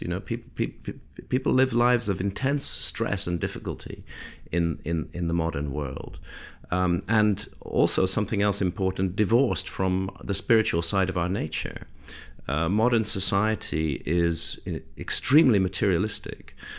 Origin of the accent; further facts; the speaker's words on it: United Kingdom; I'm British